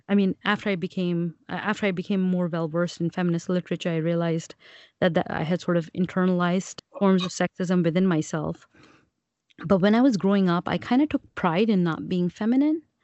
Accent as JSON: {"language": "English", "country": "Pakistan", "said": "I'm Pakistani"}